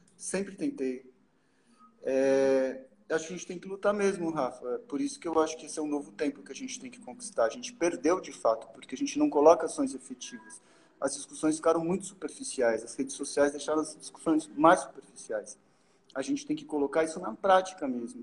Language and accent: Portuguese; Brazil; eu sou brasileiro